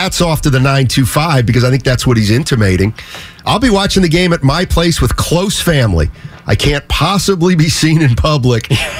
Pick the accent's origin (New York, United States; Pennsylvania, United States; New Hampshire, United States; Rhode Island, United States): Pennsylvania, United States; Reading; moved away; I grew up in Reading. I was a Philadelphia Phillies fan.